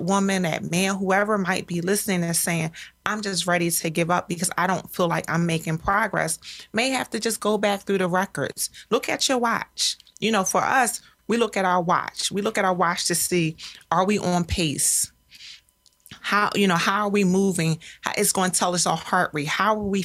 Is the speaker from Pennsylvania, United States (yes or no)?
yes; Philadelphia, Pennsylvania, United States; I'm a Philadelphian and have run those streets